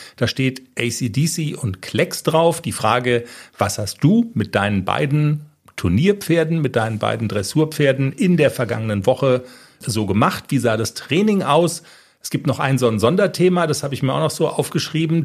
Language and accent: German; Darmstadt, Hesse, Germany; ich bin in Darmstadt aufgewachsen